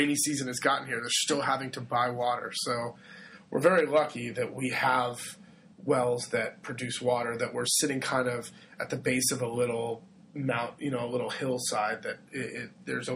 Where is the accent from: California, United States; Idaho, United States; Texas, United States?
California, United States; moved away as an adult; now in Italy; I grew up in California